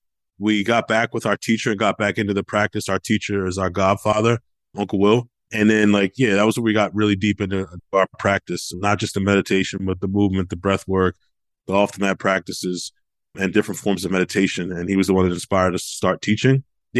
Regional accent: Baltimore, Maryland, United States; I'm …. I grew up in West Baltimore in the early 80s.

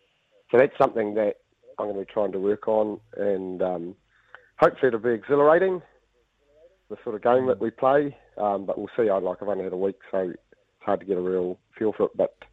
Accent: Italy; I grew up coaching and in Italy, so you're bound to be slightly different, aren't you?

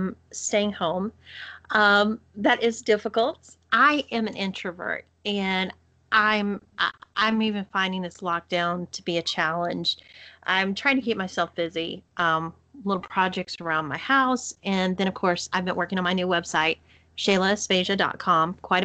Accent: Texas, United States; accent: Texas; my Texas accent

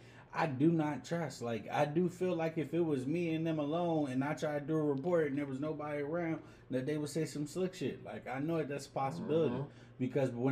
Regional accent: Harrisburg, Pennsylvania, United States; This is where I'm from. This is what I see every day

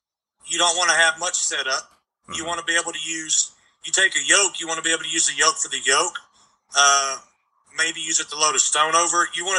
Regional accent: Texas, United States; And we're both from Texas.

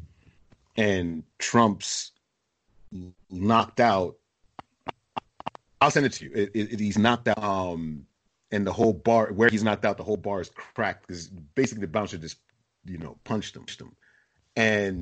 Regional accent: New York City, New York, United States; I grew up in East Flatbush, in a rough part in the 80s

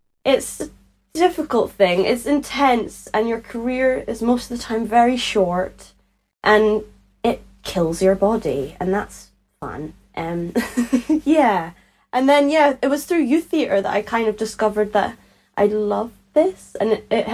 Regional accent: Edinburgh, Scotland, United Kingdom; accent: Scottish; I grew up in Edinburgh, in Leith, in Edinburgh, in Scotland.

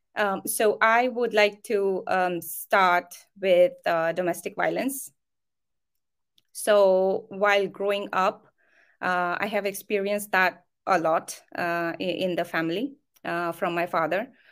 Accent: near Nagpur, Maharashtra, India; I come from India, uh, Maharashtra. Um, I come from a small, very small town, um, near to a place called Nagpur

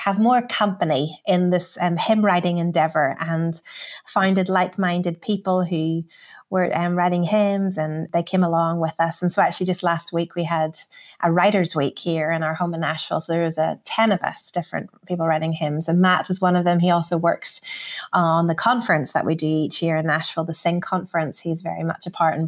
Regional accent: Belfast, Northern Ireland, United Kingdom; moved away; as a kid growing up in Northern Ireland, my mum would have always told us that story

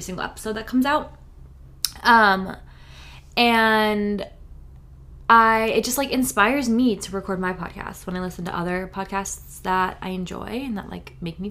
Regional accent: New Hampshire, United States; also born or lived in Florida; now in California, United States; I grew up in New Hampshire

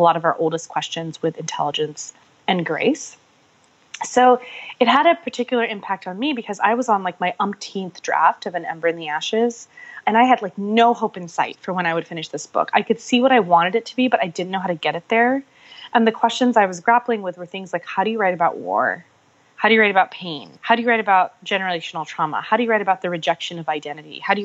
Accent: Pakistan; my own people, my family, being that I'm Pakistani.

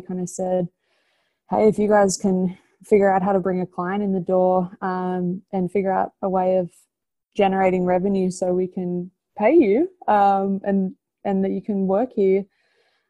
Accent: Australia; moved away as an adult; now in United States; I'm Australian, if you can't tell by my accent.

